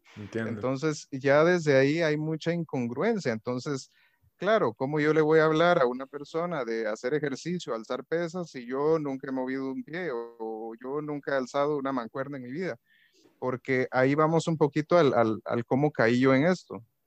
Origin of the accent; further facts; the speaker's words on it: Guatemala; moved away as an adult; now in Costa Rica; me mudé aquí a Costa Rica, porque yo soy guatemalteco